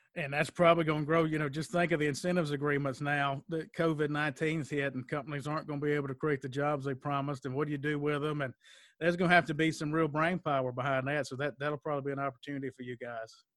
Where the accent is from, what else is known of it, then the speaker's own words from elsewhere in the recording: Mississippi, United States; moved away as an adult; also born or lived in Mobile, Alabama; I grew up in Mississippi, was in Mississippi, then went to Mobile